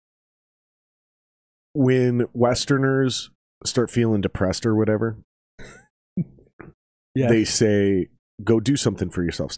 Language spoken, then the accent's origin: English; Minnesota, United States; growing up in Minnesota